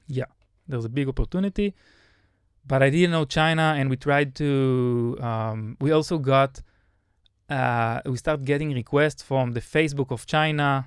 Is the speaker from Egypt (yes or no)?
no; Israel; as a good Israeli